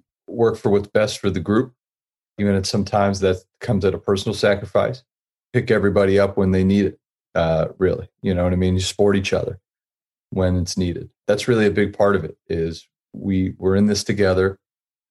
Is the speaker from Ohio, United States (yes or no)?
yes; Youngstown, Ohio, United States; I grew up in Youngstown, Ohio